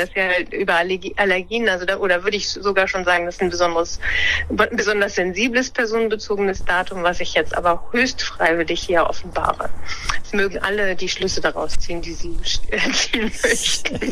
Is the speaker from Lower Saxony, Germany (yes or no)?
yes; Lower Saxony, Germany; moved away; also born or lived in Bremen; ich bin in Niedersachsen aufgewachsen und habe auch in Niedersachsen studiert, in, in Göttingen.